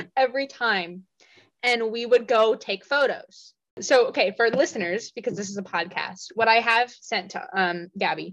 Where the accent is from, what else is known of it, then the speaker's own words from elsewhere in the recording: Washington, United States; I'm from Washington State and Pacific Northwest.